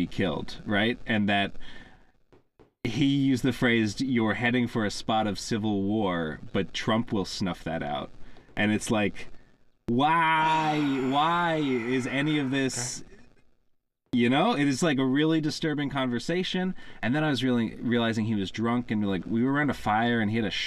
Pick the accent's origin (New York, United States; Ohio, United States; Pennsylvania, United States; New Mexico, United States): Pennsylvania, United States